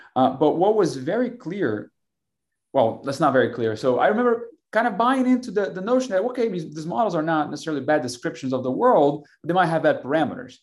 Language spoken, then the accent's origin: English; Brazil; now in Austin, United States; I'm from Brazil originally